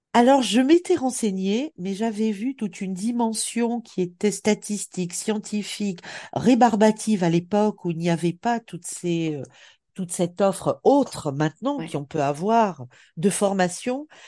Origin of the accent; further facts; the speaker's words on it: Bastia, Corsica, France; moved away as an adult; also born or lived in Montpellier; j'ai grandi en Corse, euh, à la fois dans, dans une ville, Bastia